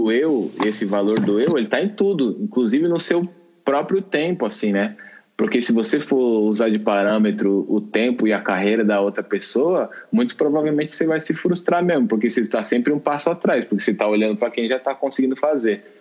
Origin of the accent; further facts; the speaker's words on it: São Paulo, Brazil; born there; also born or lived in Minas Gerais; ainda saí da casa da minha mãe, né, com 17 anos, lá em Minas, né, que tava morando lá, sou nascido em São Paulo, mas estava morando lá.